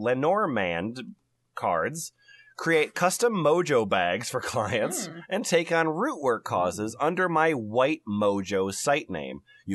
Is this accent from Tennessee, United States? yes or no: yes; Nashville, Tennessee, United States; from Nashville, Tennessee.